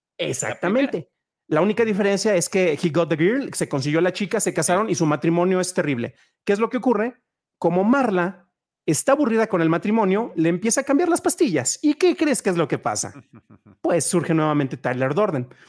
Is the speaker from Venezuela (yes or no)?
no; San Juan de los Lagos, Jalisco, Mexico; moved away as an adult; also born or lived in León, Guanajuato; En mi ciudad natal, San Juan de los Lagos, Jalisco, Tierra de Dios y de la Virgen, no había cines